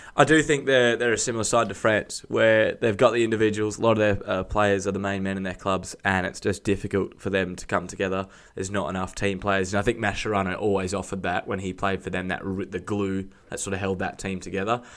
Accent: Australia; being an Australian

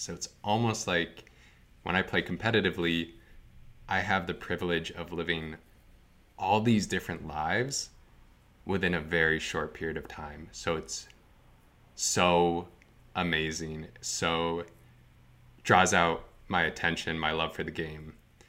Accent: Vermont, United States; So I grew up in Northern Vermont.

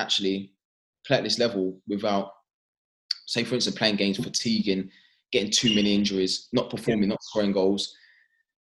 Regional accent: London, United Kingdom; our family growing up in East London, understanding that, you know, that working class background

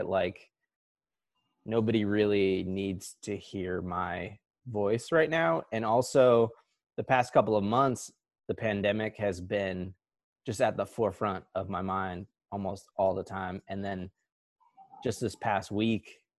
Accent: New Jersey, United States; moved away; also born or lived in Honesdale, Pennsylvania; here in Honesdale, Pennsylvania, which is not where we grew up in New Jersey

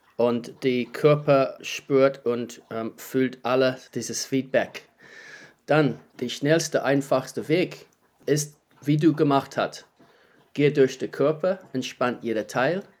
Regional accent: New Zealand; German is a second language; moved away as an adult; also born or lived in Heidelberg, Germany / Wellington, New Zealand; now in Germany; Ich lebe seit 15 Jahren in Deutschland. Ich komme aus Neuseeland

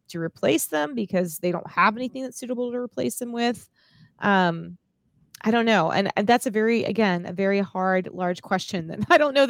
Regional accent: South Florida, United States; I'm from South Florida, so I grew up around alligators

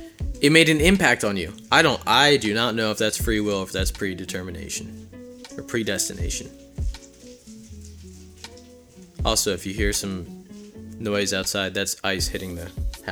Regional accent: Philadelphia, Pennsylvania, United States; I'm from the Philly area. Deal with it.

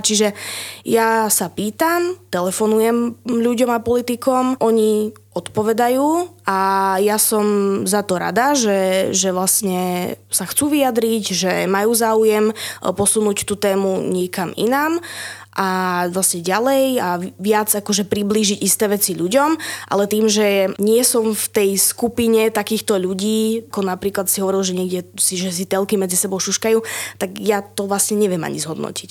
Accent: Humenné, Prešov Region, Slovakia; now in Trnava, Slovakia; cestujem z Trnavy do Humenného na východ, odkiaľ pochádzam

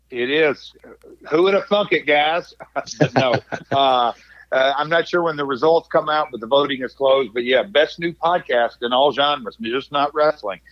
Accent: Nashville, Tennessee, United States; growing up in Nashville, you know, in the we'll say 70s, 80s, and even into the 90s

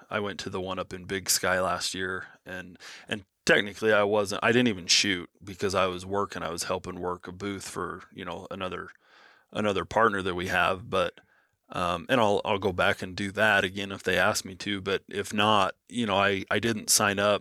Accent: Nevada, United States; that's how Nevada is. You know, growing up, you you just knew you were going to get a tag every three to five years

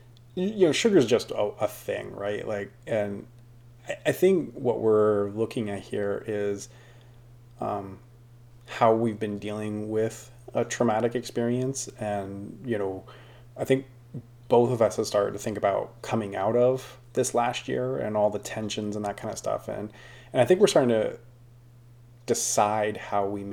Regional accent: United States

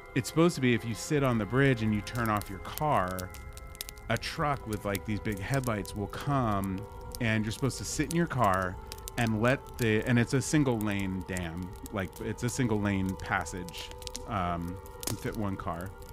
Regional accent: New Jersey, United States; we grew up in New Jersey

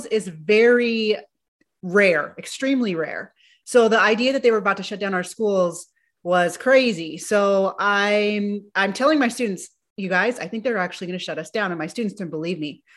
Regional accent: California, United States; I'm from California

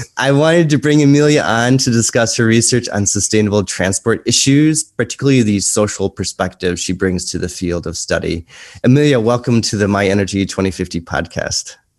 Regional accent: United States; moved away as an adult; you're American and I'm American.

